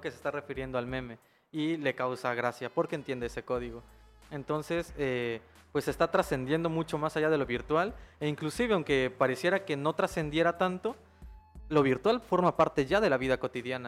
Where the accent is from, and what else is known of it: Chiapas, Mexico